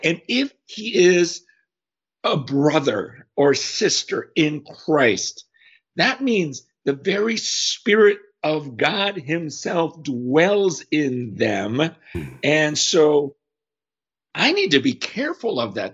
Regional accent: United States; as an American

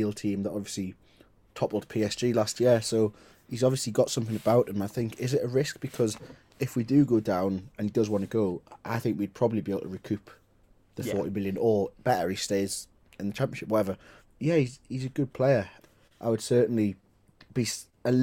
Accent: Newcastle upon Tyne, North East England, United Kingdom; I'm from Newcastle

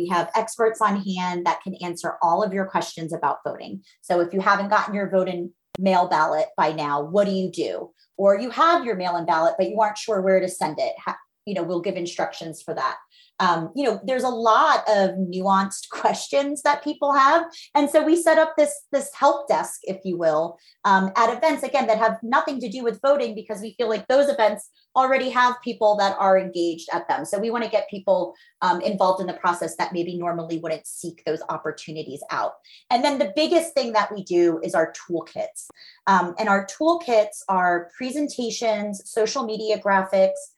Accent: Philadelphia, Pennsylvania, United States; I'm a Philadelphian

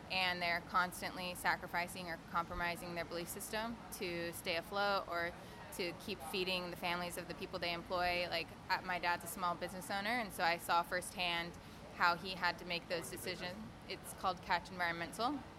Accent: Fresno, California, United States; moved away as an adult; also born or lived in Ventura, California / Australia; Fresno, which is four hours north in my hometown

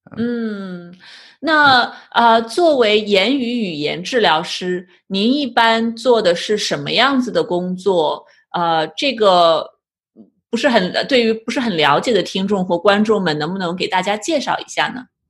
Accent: China; moved away as an adult; also born or lived in Zhejiang; now in United States; 我以前在国内读的是师范大学

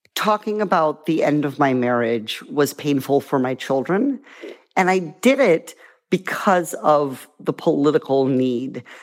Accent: Iowa, United States; now in California, United States; Iowa, where I grew up

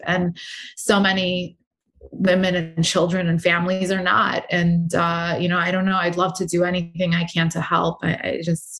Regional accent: United States; I'm American

